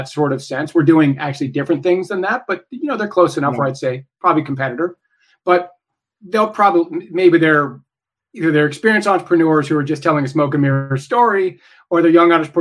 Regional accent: Idaho, United States; I'm from Idaho

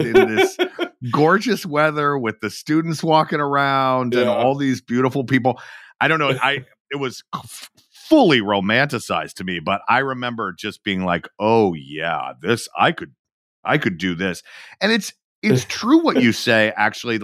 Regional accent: Georgia, United States; now in Los Angeles, United States; I was from Georgia

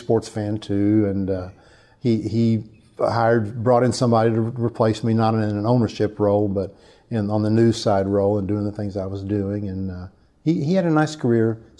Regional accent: Hobart, Oklahoma, United States; moved away; also born or lived in New Hampshire; my hometown, town of 4,000, called Hobart, Oklahoma

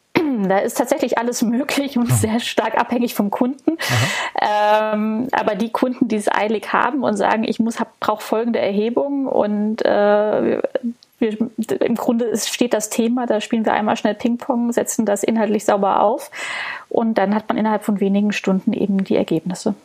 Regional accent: Berlin, Germany; ich als Berlinerin

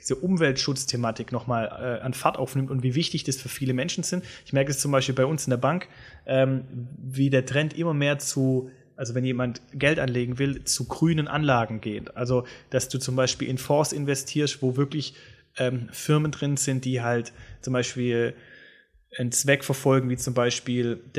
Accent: Swabia, Baden-Württemberg, Germany; accent: Swabian

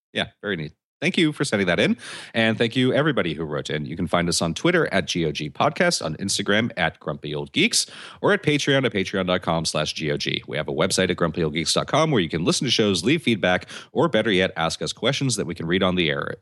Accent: United States; I'm American

